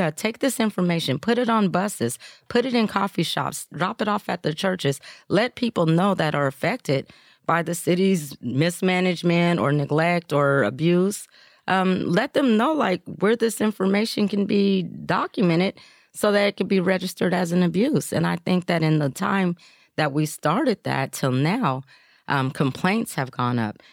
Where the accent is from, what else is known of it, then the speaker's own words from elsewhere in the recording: Portland, Oregon, United States; I grew up here in Portland